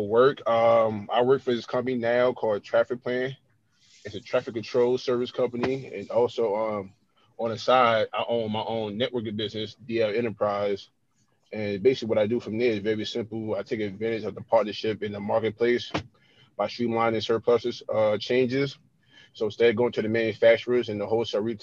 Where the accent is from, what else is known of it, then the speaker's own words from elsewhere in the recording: Jersey City, New Jersey, United States; also born or lived in Missouri; I'm from Jersey City, New Jersey. I was born and raised here